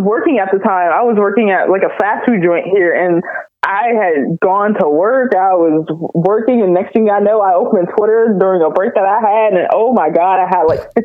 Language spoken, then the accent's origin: English; Delaware, United States; born or raised there; moved away as an adult; also born or lived in Alabama